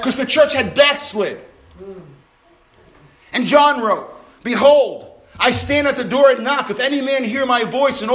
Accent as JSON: {"language": "English", "town": "New York City", "region": "New York", "country": "United States", "tie": "born or raised there", "said": "when I was growing up in Brooklyn, New York"}